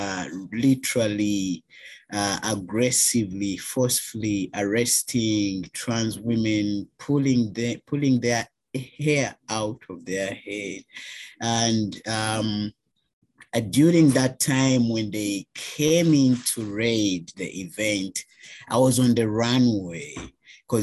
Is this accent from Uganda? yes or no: yes; Uganda; moved away as an adult; now in Canada; Black trans man from Uganda, born and raised in Uganda, migrated to Canada 2016, August.